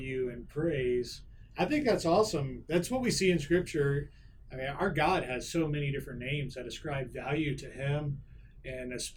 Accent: Texas, United States; I grew up in Texas and spent most of my life in Texas

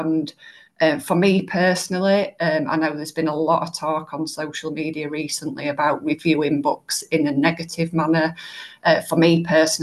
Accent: Yorkshire and the Humber, United Kingdom; people know me as a Yorkshire lass

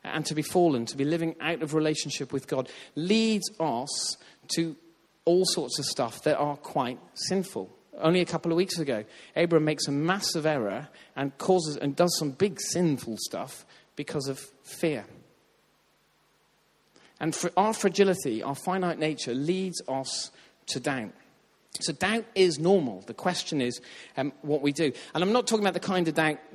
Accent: Ireland; I grew up in Ireland where they talk about faith all the time.

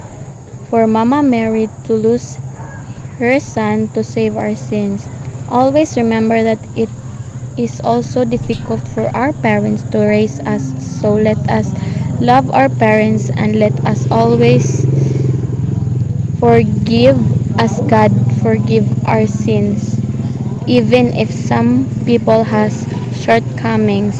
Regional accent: Philippines; from the Philippines

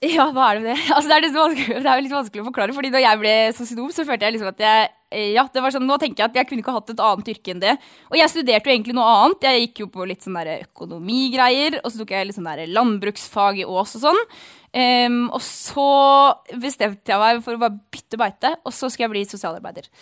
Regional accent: Averøy, Møre og Romsdal, Norway; på Hasseløya på Averøya, da, der jeg vokste opp.

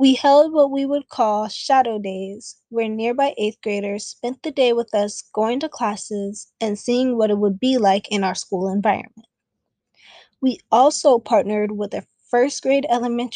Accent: Bay Area, California, United States; now in San Diego, United States; I'm from the Bay Area.

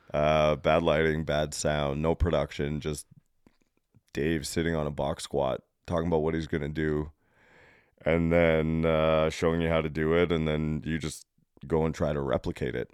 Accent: Canada; I come down from Canada

